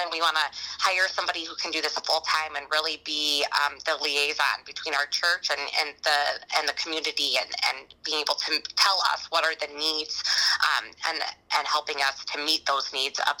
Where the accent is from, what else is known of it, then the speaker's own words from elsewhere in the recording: Dearborn, Michigan, United States; moved away as an adult; now in Rochester, United States; I grew up in Dearborn, Michigan. My dad was a uh, Free Methodist pastor there.